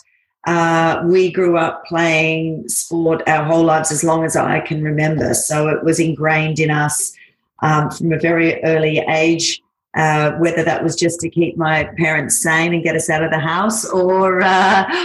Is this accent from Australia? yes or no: yes; Australia; moved away as an adult; now in Singapore; Yeah, so Australian. I have been in Singapore for 15 years. I moved up here originally for 2 years with a corporate job